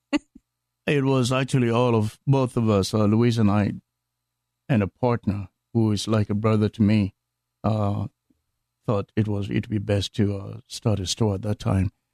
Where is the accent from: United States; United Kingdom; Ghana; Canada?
Ghana; moved away; from Ghana on the west coast of Africa.